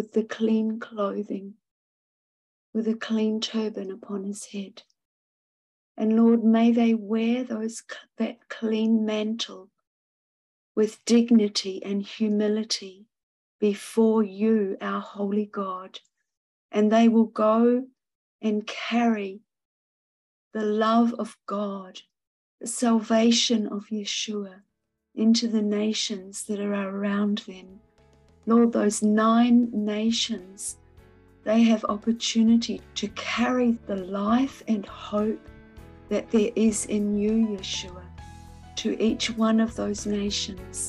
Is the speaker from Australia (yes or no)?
yes; Victoria, Australia; I'm from Victoria in Australia